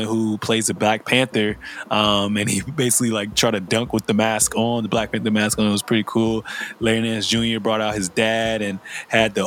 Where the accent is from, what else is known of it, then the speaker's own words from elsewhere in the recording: Liberia; moved away; I'm from Liberia in West Africa